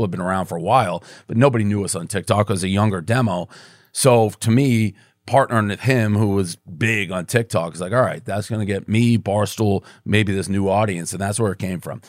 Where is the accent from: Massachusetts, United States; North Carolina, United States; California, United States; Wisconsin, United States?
Massachusetts, United States; Boston; moved away as an adult; also born or lived in New York; so I grew up in Boston